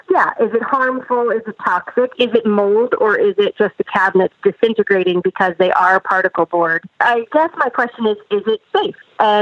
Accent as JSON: {"language": "English", "region": "New York", "country": "United States", "said": "New York, New York."}